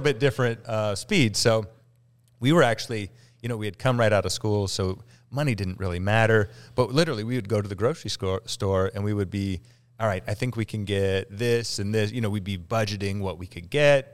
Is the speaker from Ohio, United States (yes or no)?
yes; Galena, Ohio, United States; Galena, Ohio.